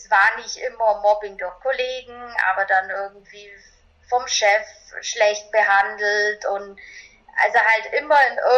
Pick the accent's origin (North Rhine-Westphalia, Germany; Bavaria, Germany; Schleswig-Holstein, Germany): Bavaria, Germany; born there; ich bin 1982 in einem kleinen Dorf in Bayern geboren und habe eben so ganz normale Laufbahn gemacht